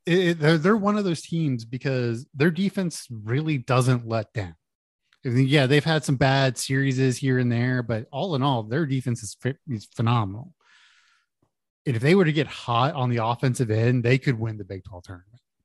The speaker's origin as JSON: {"language": "English", "town": "Houston", "region": "Texas", "country": "United States", "tie": "born or raised there", "said": "I grew up in Houston"}